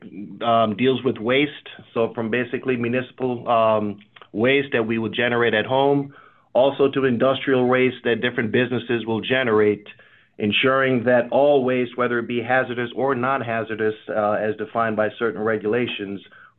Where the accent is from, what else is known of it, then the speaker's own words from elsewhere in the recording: Jamaica; now in United States; I'm from a country growing up, a small island of Jamaica, when I moved to the U.S.